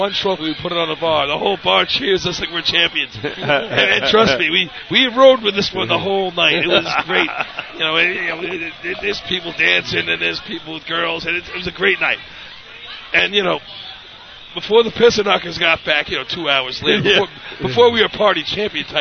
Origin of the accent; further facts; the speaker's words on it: upstate New York, United States; To be from upstate, I grew up upstate